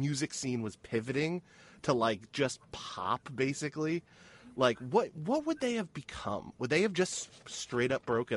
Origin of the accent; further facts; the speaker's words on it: New Jersey, United States; growing up near New York